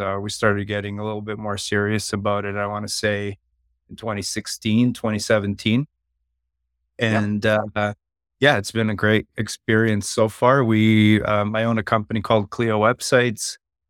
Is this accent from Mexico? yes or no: no; Serbia; now in Calgary, Canada; I'm from western part of Canada, a city called Calgary. I've lived here since the 90s. Originally, I'm from Europe, from Serbia.